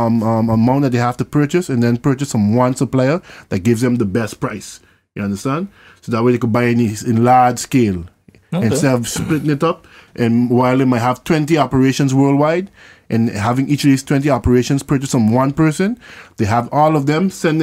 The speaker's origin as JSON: {"language": "English", "country": "Sint Maarten", "tie": "born or raised there", "also_born_or_lived": "Dutch Quarter / French Quarter", "said": "I was born in St. Martin, St. Rose Hospital"}